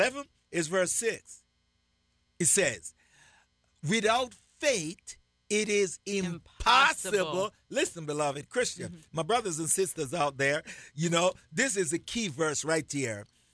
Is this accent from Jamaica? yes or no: yes; Jamaica; I'm Jamaican.